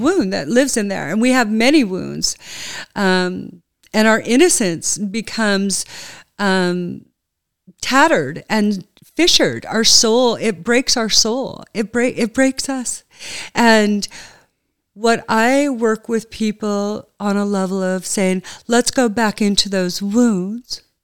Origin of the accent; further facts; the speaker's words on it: United States; moved away; also born or lived in Burnaby, British Columbia, Canada; Burnaby, Vancouver, B C